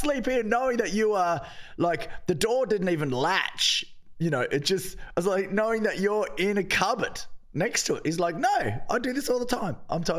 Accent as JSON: {"language": "English", "country": "Australia", "said": "I'm Australian, no stranger to a futon."}